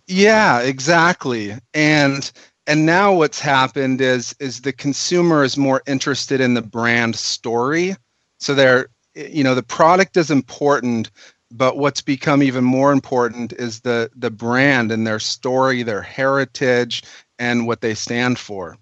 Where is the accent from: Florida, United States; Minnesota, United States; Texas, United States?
Minnesota, United States; moved away as an adult; now in California, United States; I'm actually a Minnesotan